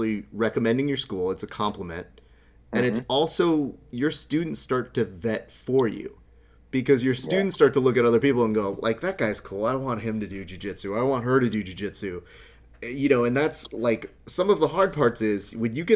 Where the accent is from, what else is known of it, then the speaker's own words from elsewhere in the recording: Hacienda Heights, California, United States; I grew up in Hacienda Heights.